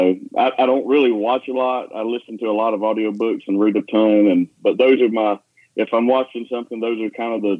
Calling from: Dothan, Alabama, United States; I'm calling you from Dothan, Alabama. We're about 90 minutes north of Panama City Beach

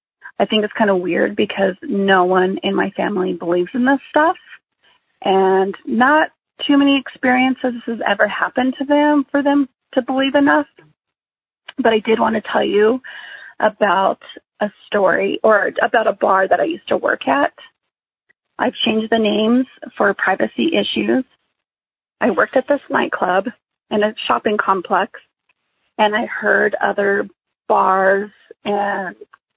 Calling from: New Mexico, United States; I am calling from New Mexico.

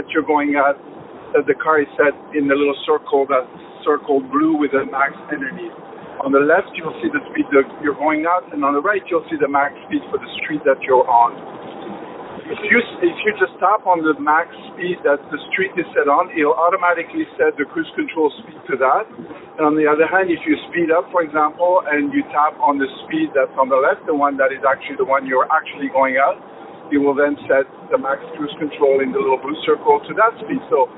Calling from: Toronto, Ontario, Canada

